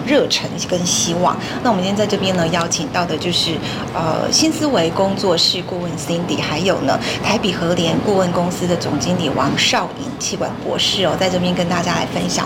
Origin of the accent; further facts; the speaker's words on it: Taiwan; 我们就是台湾人